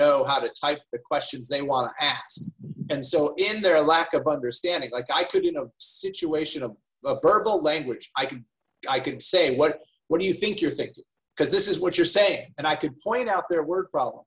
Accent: United States; moved away as an adult; now in Australia; I'm obviously an American developmental psychologist

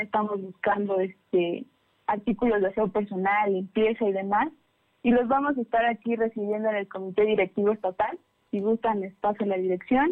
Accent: Pantepec, Puebla, Mexico; moved away; también soy de, también de la Sierra Norte, soy de Pantepec

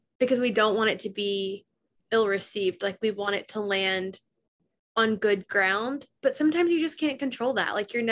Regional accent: the South, United States; we grew up in the South

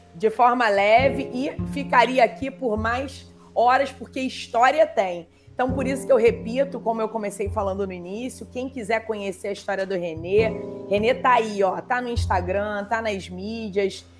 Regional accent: Brazil; also born or lived in Rio de Janeiro; como brasileira

